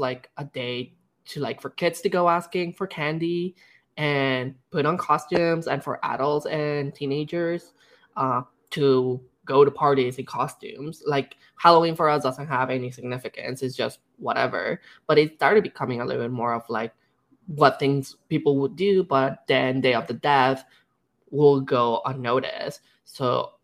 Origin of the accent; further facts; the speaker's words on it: Mexico; first language Spanish; English is a second language; moved away as an adult; now in Canada; growing up in Mexico